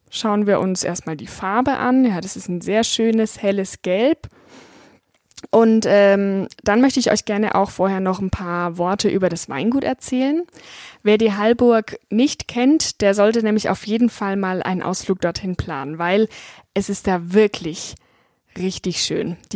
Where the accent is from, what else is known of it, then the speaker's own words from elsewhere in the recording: Bavaria, Germany; ich komme aus dem Weinanbaugebiet Franken, war dort sogar Gebietsweinkönigin und auch deutsche Weinprinzessin